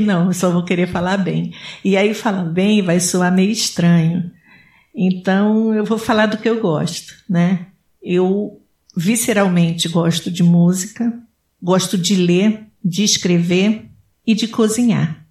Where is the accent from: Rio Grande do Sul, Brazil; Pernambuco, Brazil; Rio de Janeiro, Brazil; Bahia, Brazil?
Rio de Janeiro, Brazil; now in Connecticut, United States; eu sou do Rio de Janeiro